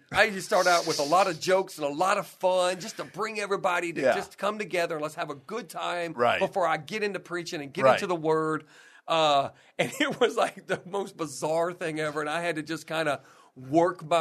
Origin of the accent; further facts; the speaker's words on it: Galveston, Texas, United States; I grew up in Galveston, Texas